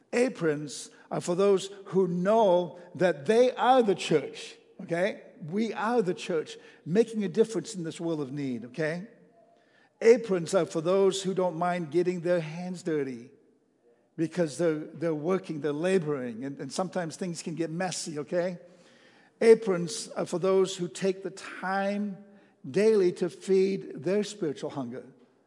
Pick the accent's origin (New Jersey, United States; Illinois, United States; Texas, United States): Texas, United States; You know, I'm from Texas, and they have the best chili in the whole wide world, you know.